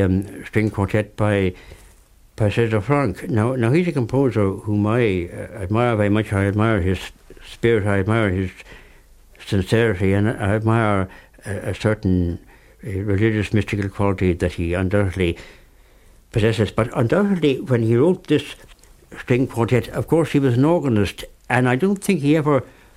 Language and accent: English; Ireland